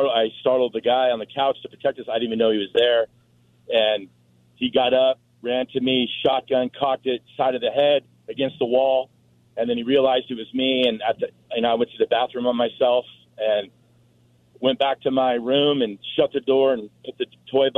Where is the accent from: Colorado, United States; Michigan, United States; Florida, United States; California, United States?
California, United States; Fountain Valley; also born or lived in Cleveland, Ohio; we moved out here from Cleveland, Ohio, to California in 1974. And so I grew up in Fountain Valley, right next to Huntington Beach